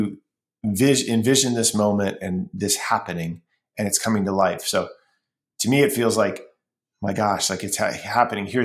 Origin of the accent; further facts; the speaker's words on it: Ohio, United States; I'm originally from Ohio